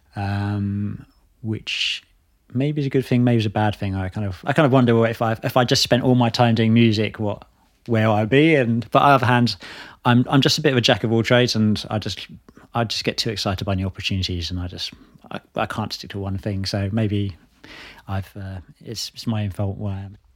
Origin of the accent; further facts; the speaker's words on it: Hertfordshire, East of England, United Kingdom; moved away as an adult; also born or lived in Bristol; now in London, United Kingdom; I grew up in Hertfordshire